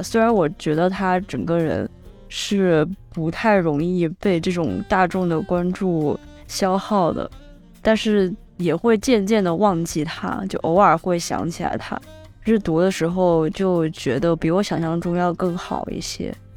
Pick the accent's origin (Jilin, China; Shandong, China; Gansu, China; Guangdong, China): Guangdong, China; Guangzhou; moved away; 我在广州待了这将近三年，因为它毕竟是我长大的地方